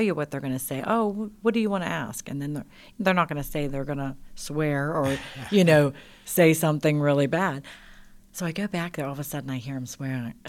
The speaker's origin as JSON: {"language": "English", "town": "Pittsburgh", "region": "Pennsylvania", "country": "United States", "said": "I'm a Pittsburghese girl"}